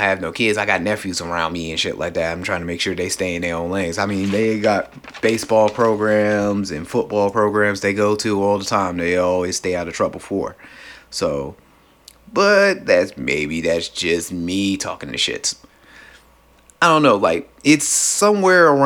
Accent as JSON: {"language": "English", "town": "Cleveland", "region": "Ohio", "country": "United States", "tie": "born or raised there", "said": "In my hometown of Cleveland, Ohio, where I stay, where I live"}